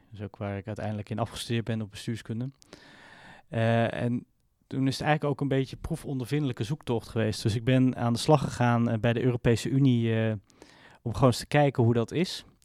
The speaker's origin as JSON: {"language": "Dutch", "country": "Israel", "tie": "born there", "said": "ik ben geboren in Israël. Mijn ouders waren naar Israël ehm, verhuisd en ben, zijn zo teruggekomen."}